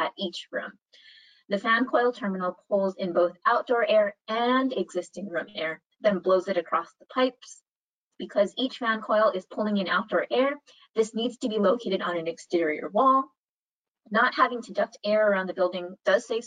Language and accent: English; Hawaii, United States; moved away; I'm originally from Hawaii